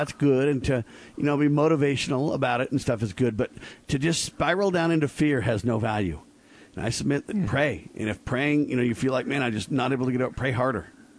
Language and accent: English; United States; I'm an American